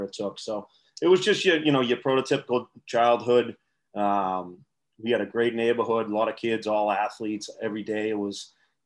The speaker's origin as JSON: {"language": "English", "town": "Milton", "region": "Massachusetts", "country": "United States", "tie": "born or raised there", "lives_now": "Dorchester, United States", "said": "we grew up, though, in Milton"}